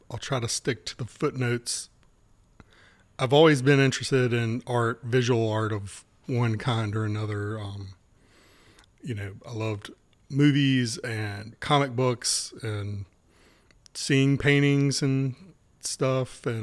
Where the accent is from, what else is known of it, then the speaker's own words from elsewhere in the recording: Wilmington, North Carolina, United States; born and raised in Wilmington.